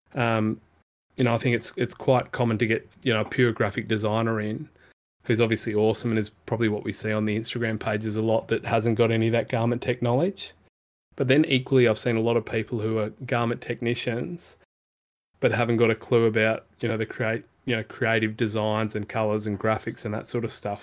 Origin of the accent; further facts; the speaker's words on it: Perth, Western Australia, Australia; I grew up in Perth